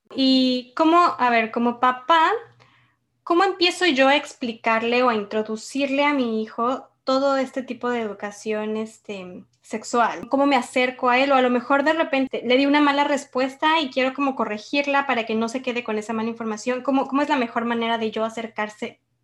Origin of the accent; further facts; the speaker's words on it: Mexico; nosotros como mexicanos